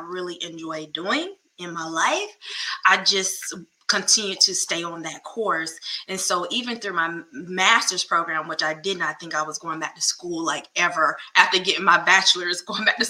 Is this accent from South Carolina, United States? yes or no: yes; North Augusta, South Carolina, United States; moved away as an adult; now in Hopkins, United States; I'm originally from North Augusta, South Carolina